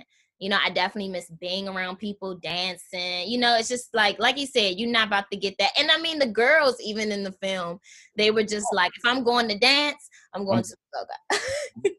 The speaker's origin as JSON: {"language": "English", "town": "Washington", "region": "District of Columbia", "country": "United States", "tie": "born or raised there", "moved": "yes", "said": "I grew up in Southeast DC. Um, my parents still live in the Anacostia neighborhood"}